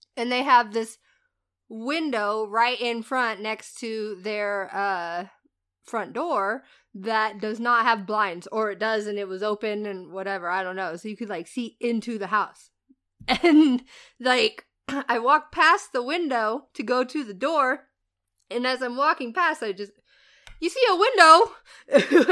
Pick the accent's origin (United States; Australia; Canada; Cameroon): United States; Indiana; moved away; I'm from Indiana.